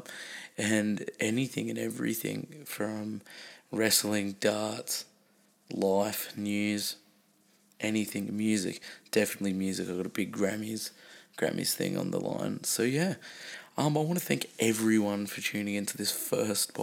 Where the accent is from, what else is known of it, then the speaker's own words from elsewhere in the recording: Newcastle, New South Wales, Australia; I'm from Newcastle